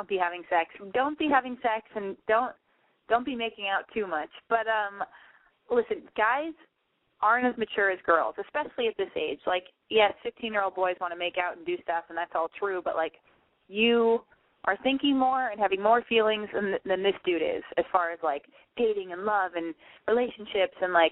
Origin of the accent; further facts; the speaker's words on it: Los Angeles, California, United States; Area code 323. That's my hometown